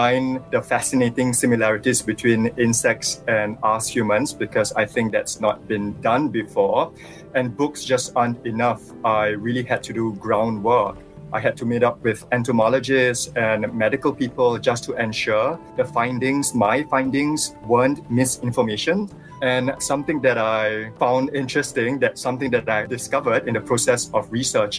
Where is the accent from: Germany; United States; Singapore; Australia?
Singapore; I was born and raised here in Singapore